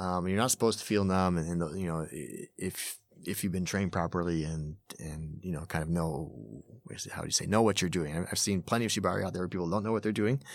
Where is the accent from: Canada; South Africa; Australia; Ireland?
Canada; Montreal, Quebec; moved away as an adult; now in Tokyo, Japan; I'm originally from Montreal, uh, arrived in Japan in the nineties